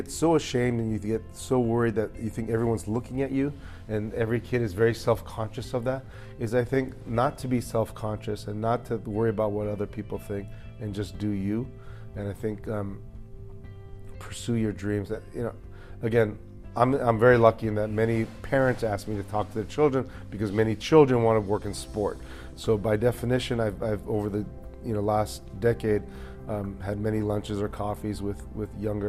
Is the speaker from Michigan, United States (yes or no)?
no; Hawaii, United States; as well as my history and heritage of growing up in Hawaii.